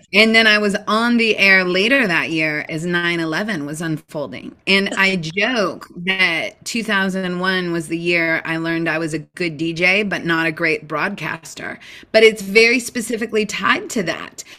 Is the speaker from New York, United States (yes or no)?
no; Seattle, Washington, United States; you are in my hometown in uh, the Seattle area.